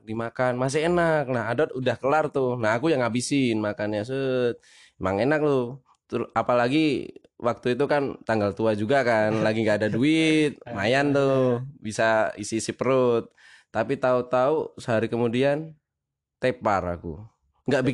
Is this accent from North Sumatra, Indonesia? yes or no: no; Magelang, Central Java, Indonesia; asal dari Magelang